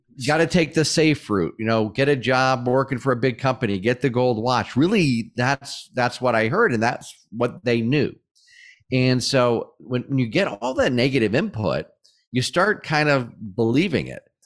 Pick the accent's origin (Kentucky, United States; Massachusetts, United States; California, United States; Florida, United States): Massachusetts, United States; Springfield; moved away as an adult; also born or lived in Atlanta; my hometown of Springfield, Massachusetts